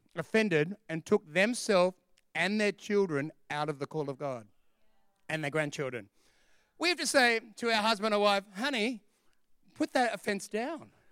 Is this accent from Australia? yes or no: yes; Sydney, New South Wales, Australia; We're from Sydney